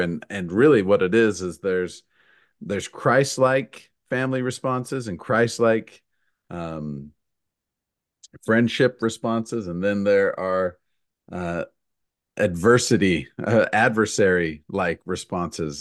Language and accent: English; Utah, United States; moved away as an adult; now in Missouri, United States; I've lived in Missouri for fifteen years. Uh, I grew up in Utah